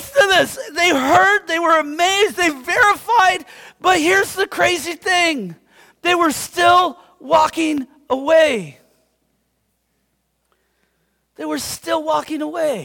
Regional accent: United States; I consider myself a Christian. Do you know why? Because I'm American

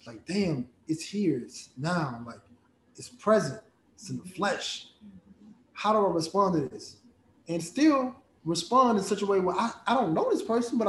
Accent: United States; also born or lived in Nigeria; I'm a Nigerian boy, you know, growing up in America

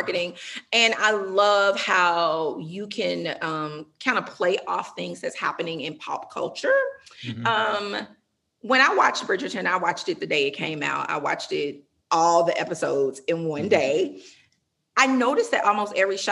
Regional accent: the South, United States; I'm from the South

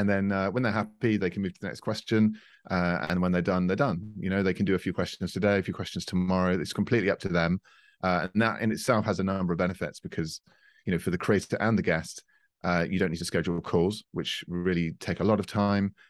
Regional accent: United Kingdom; now in France; we're based in France, uh, but I'm a Brit, as you can tell

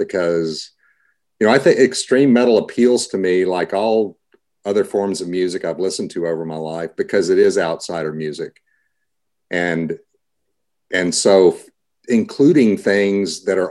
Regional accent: Austin, Texas, United States; moved away as an adult; now in Seattle, United States; that's always going to be my hometown

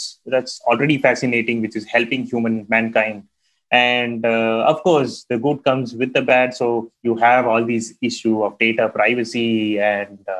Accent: India; growing up in India

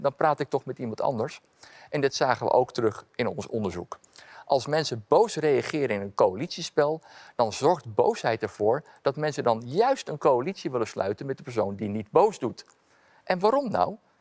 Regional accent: Amsterdam, North Holland, Netherlands; Ik ben opgegroeid in Amsterdam-Noord

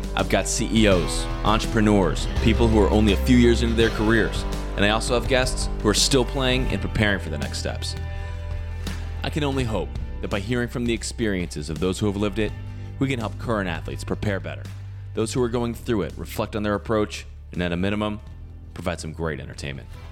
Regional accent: Virginia, United States; Again, I'm from Virginia

